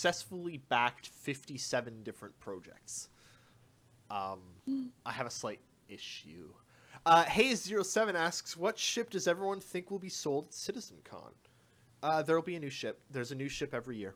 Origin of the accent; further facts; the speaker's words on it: Canada; I am a Canadian